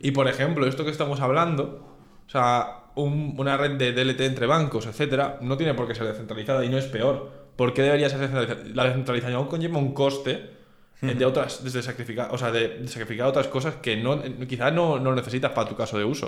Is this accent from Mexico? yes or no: no; Spain; siendo de español